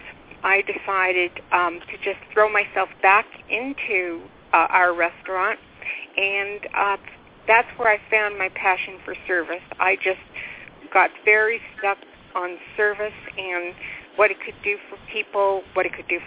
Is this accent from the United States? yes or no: no; Ottawa, Ontario, Canada; moved away as an adult; also born or lived in Kingston, Ontario / Whitehorse, Yukon; We were born and raised in Ottawa, Ontario, and then moved to Kingston, and then we moved to Whitehorse, Yukon